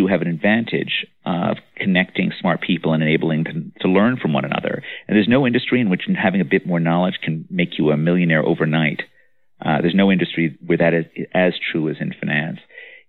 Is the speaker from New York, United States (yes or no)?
yes; New York City, New York, United States; in the mid-1970s, when I was a kid growing up in New York